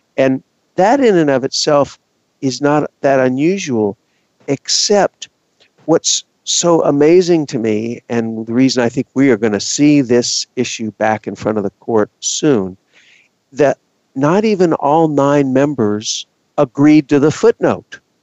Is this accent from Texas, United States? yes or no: yes; Texas, United States; I am from Texas